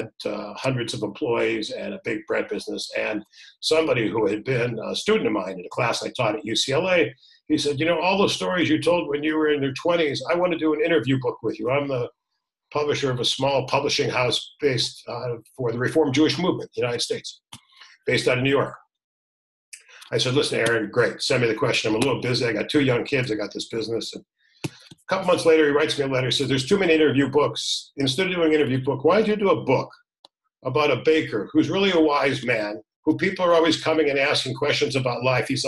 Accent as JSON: {"language": "English", "town": "Toronto", "region": "Ontario", "country": "Canada", "tie": "born or raised there", "moved": "as an adult", "said": "I was born in Toronto"}